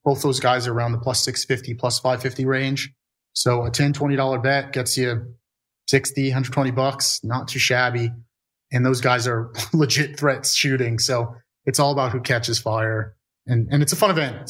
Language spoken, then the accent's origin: English; New York, United States; I'm a New Yorker here